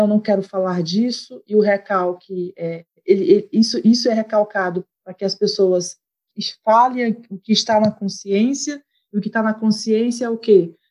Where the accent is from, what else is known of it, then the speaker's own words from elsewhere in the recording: Fortaleza, Ceará, Brazil; moved away; also born or lived in Rio de Janeiro; sou de Fortaleza, do Ceará